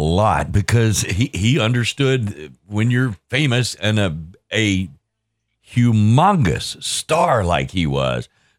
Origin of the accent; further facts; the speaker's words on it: Dothan, Alabama, United States; my hometown, Dothan, Alabama.